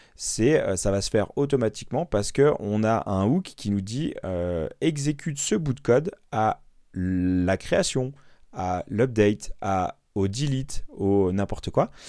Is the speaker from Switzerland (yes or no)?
no; Normandy, France; je suis normand